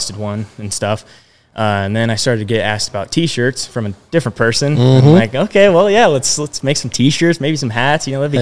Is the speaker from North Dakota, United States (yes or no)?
no; Storm Lake, Iowa, United States; I was born and raised in Storm Lake, Iowa. Still live in Iowa